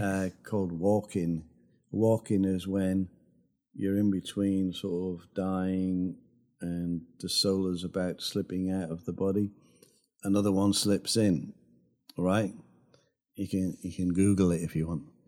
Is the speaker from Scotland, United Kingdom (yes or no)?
no; Sunderland, North East England, United Kingdom; moved away; also born or lived in Los Angeles; my hometown of Sunderland